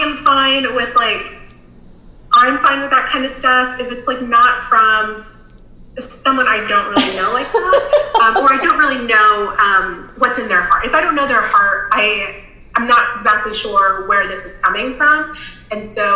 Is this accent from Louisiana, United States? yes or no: no; Florida, United States; now in South Carolina, United States; When I grew up in Florida. When I moved to South Carolina